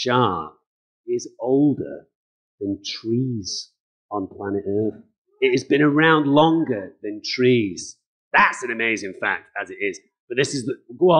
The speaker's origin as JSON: {"language": "English", "region": "Berlin", "country": "Germany", "tie": "born there", "said": "No, I wasn't. I was born in Berlin."}